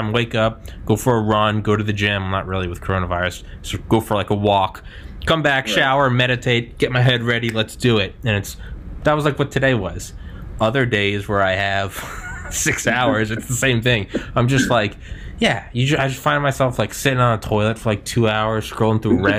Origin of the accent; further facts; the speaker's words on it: New Hampshire, United States; moved away; I'm from New Hampshire. I'm not there now